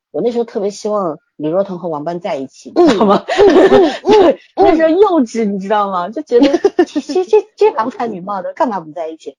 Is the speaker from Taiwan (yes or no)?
no; China; 而我们大陆，我们是一个社会主义国家